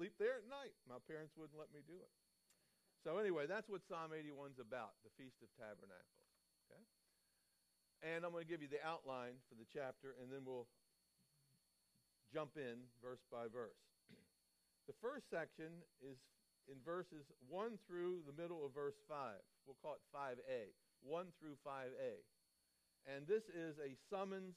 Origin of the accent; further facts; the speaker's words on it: Baltimore, Maryland, United States; I grew up in Baltimore, Maryland